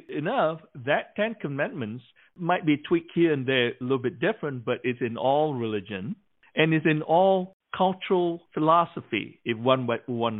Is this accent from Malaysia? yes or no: yes; Malaysia; moved away as an adult; growing up in Malaysia till I was 18 years old